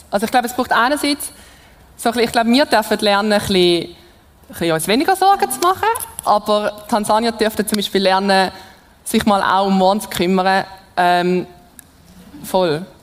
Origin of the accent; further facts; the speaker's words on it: Switzerland; Und ich glaube, das sind wir Schweizer uns nicht gewöhnt, um wirklich mal bei solchen Sachen auf Gott zu vertrauen.